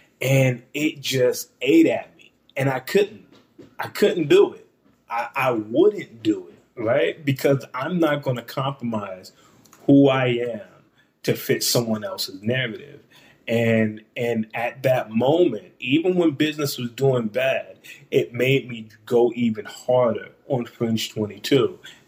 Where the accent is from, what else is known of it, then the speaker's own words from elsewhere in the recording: East Coast, United States; now in Columbus, United States; even though I'm in the Midwest and I'm from the East Coast and everything